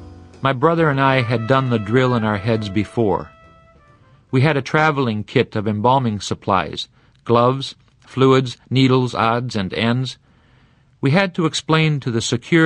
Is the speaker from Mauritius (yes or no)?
no; Michigan, United States